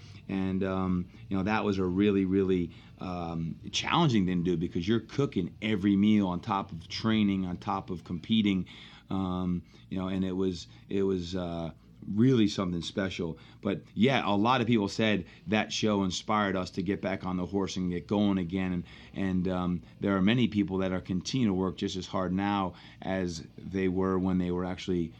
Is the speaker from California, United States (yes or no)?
no; New Jersey, United States; I'm from Jersey.